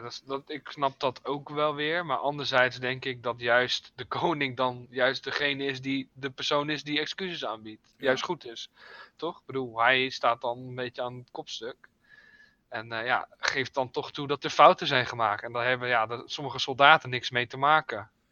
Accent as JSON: {"language": "Dutch", "country": "Netherlands", "said": "ik als Nederlander"}